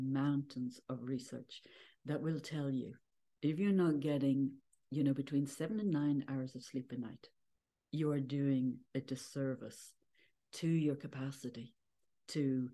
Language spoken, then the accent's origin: English; Ireland; born or raised there